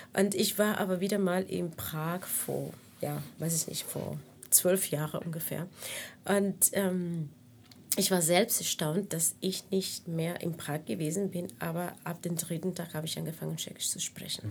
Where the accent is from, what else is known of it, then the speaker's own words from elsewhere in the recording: Cuba; first language Spanish; German is a second language; moved away as an adult; also born or lived in Havana / Prague; now in Berlin, Germany; überwiegend habe ich meine ganze Kindheit in Kuba verbracht, außer also diese drei, vier Jahre